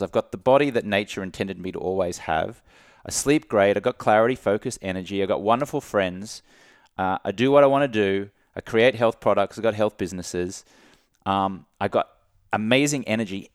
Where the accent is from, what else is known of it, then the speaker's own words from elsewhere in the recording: Brisbane, Queensland, Australia; moved away; I grew up in Australia, like we were just, just talking about, where drinking is so part of the culture.